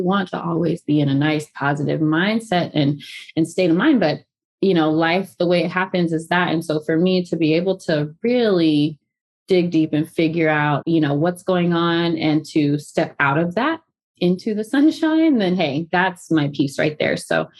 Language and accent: English; the South, United States; Well, I'm from the South, so drink.